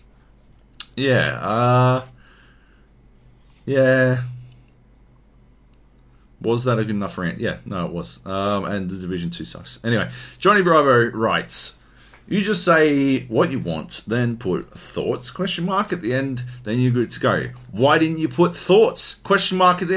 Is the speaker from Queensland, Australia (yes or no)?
yes; Queensland, Australia; I'm a Queenslander